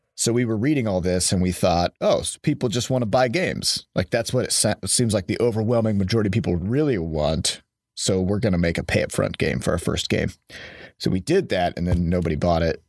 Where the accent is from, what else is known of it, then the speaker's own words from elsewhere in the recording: Iowa, United States; now in St. Louis, United States; I'm from Iowa, and there's just no games industry to speak of there